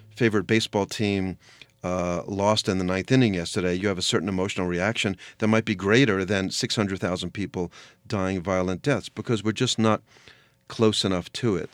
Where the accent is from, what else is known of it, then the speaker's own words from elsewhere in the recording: United States; I'm an American Jew